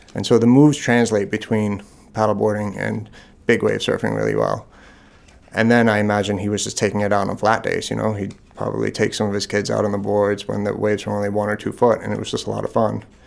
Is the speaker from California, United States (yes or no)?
no; Long Island, New York, United States; also born or lived in Boston; now in Maine, United States; I grew up on Long Island in New York